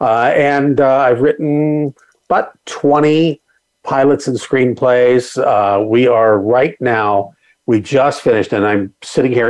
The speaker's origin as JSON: {"language": "English", "region": "Southern California", "country": "United States", "tie": "born or raised there", "said": "growing up in Southern California"}